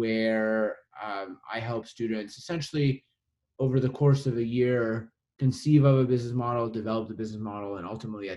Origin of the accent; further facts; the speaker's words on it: Winnipeg, Manitoba, Canada; I grew up in Winnipeg in the middle of Canada.